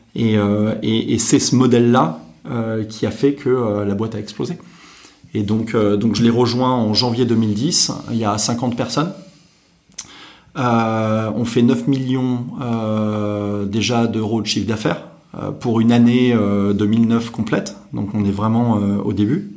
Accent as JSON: {"language": "French", "town": "Deauville", "region": "Normandy", "country": "France", "tie": "born or raised there", "also_born_or_lived": "Paris region / Paris", "moved": "as an adult", "said": "je suis né en région parisienne, nord. À l'âge de 6 ans, je suis parti en Normandie. mon père travaillait dans l'hôtellerie, donc j'ai vécu à Deauville. et j'ai grandi à Deauville, puisque j'ai passé mon bac là-bas."}